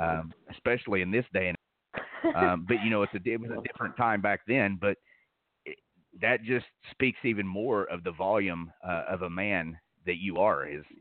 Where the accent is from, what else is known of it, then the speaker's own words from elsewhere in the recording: the South, United States; So, you know, I'm from the South. I probably do wear a pinky ring.